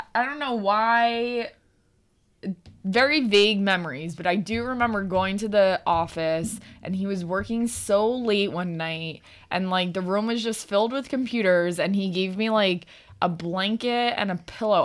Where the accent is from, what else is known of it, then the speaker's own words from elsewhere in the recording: New Jersey, United States; also born or lived in Old Bridge, New Jersey; once we moved from Old Bridge up to North Jersey